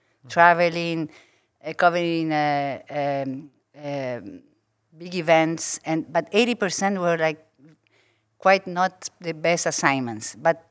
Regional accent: Brazil; English is a second language; also born or lived in Uruguay / United States / Singapore; now in Paris, France; Yes, I was born in Uruguay from a Uruguayan mother, a French father. Grew up part of my life, my childhood in Brazil, but among all of other places.

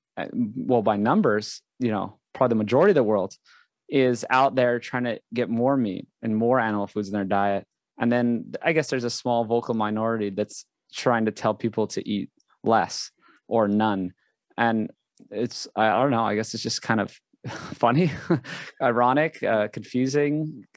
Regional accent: Hawaii, United States; I grew up in Hawaii.

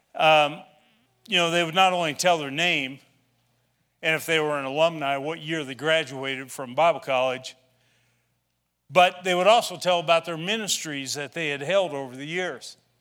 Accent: Shawnee County, Kansas, United States; moved away; also born or lived in Illinois; I grew up in Shawnee County, the other side of Topeka.

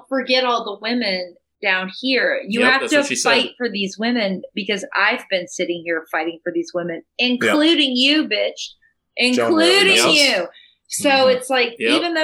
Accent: Tennessee, United States; moved away as an adult; also born or lived in Arkansas / New York; now in Los Angeles, United States; I was from Tennessee and I was a country girl

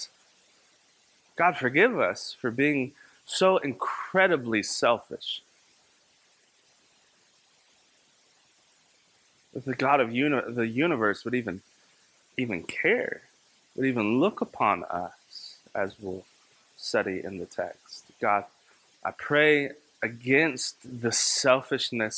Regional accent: Kentucky, United States; my hometown in Kentucky

